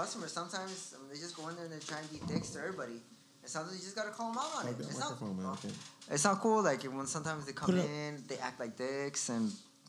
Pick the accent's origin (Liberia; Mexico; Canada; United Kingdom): Mexico; San Luis Potosí; We're from San Luis Potosí.